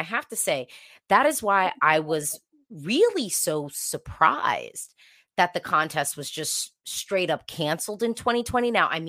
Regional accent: United States; me being an American Eurovision fan

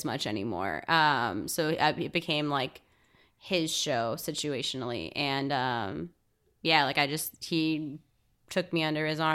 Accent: Los Angeles, California, United States; I'm really actually from the Valley, San Fernando Valley, more specifically Chatsworth

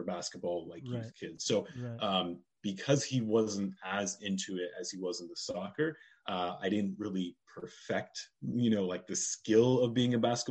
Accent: Oregon, United States; also born or lived in Arizona; moved there when I was really young

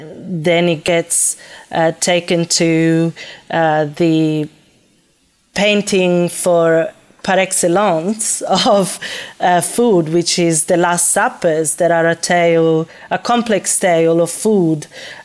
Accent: Florence, Tuscany, Italy; moved away as an adult; also born or lived in Calabria / Naples / Milan; now in Australia; But I was born in Calabria, and my family moved to Florence when I was very young, so that's where I grew up.

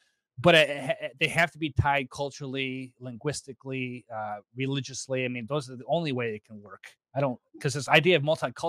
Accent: Chicago, Illinois, United States; Every time I tell someone I'm Mormon, they think I'm from Utah. I'm like, no, I'm from Chicago. I'm actually a Midwestern boy.

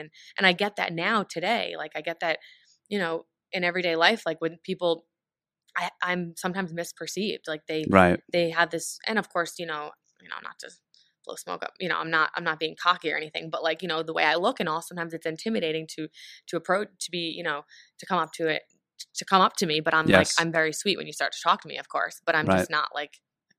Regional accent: New York, United States; accent: New York; I was from New York and I had like the accent, whatever.

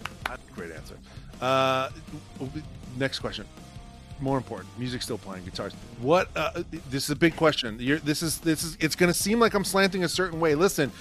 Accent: Toledo, Ohio, United States; I am proudly from Toledo, Ohio, and I wish I was from Philadelphia.

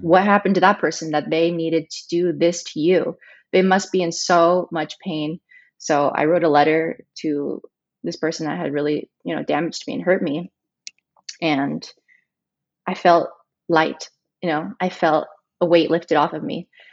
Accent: Chihuahua, Mexico; moved away; also born or lived in United States / Dallas / Los Angeles; I was raised in Mexico, in Chihuahua, Mexico

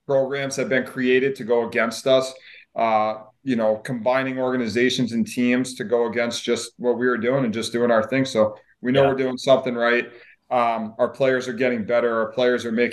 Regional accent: Long Island, New York, United States; I grew up in Long Island and grew up in New York and played youth hockey and got to play my junior hockey at home.

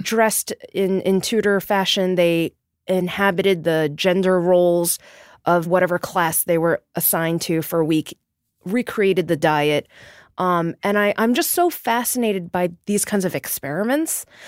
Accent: New York City, New York, United States; I was born and raised in Queens, and I grew up within the, the Korean diasporic community.

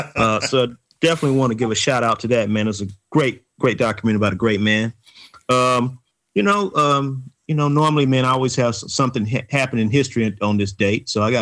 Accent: Atlanta, Georgia, United States; The three of us come from the Grove Park community in Atlanta, Georgia, and we all attended the Grove Park Elementary School. We graduated in 1977.

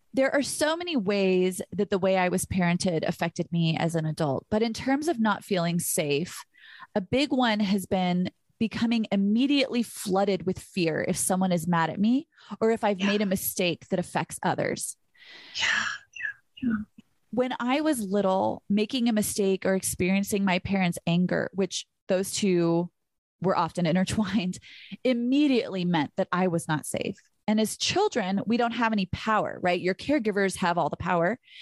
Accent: Burbank, California, United States; I was from Burbank, where literally nothing ever happens

